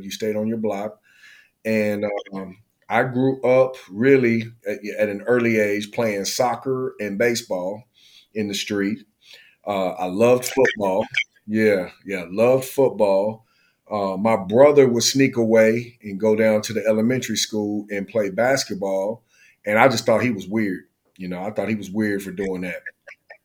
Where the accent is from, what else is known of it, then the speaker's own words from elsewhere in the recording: San Antonio, Texas, United States; now in Dallas, United States; I am from San Antonio, born and raised